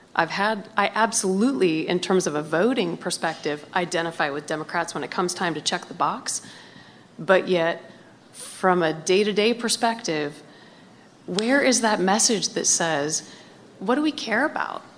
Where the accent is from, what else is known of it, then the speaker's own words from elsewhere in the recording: Montana, United States; now in Washington, United States; I grew up in Montana